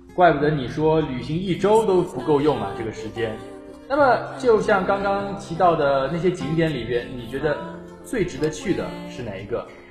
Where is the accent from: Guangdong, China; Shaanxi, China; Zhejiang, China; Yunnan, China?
Guangdong, China; Guangzhou; 我身为一个广州人呢